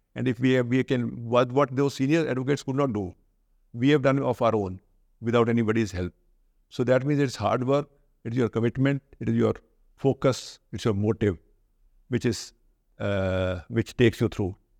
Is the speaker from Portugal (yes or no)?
no; Sirsa, Haryana, India; also born or lived in Kurukshetra; I was from Sirsa. I did my graduate, uh, my higher secondary. It's a, it's a, now a district town. That time it was a small subdivisional town in Haryana.